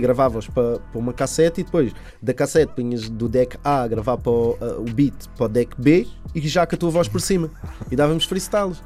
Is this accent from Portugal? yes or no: yes; Linha da Azambuja, Lisbon, Portugal; é do bairro de onde eu sou, fica na, fica na linha da Zambuja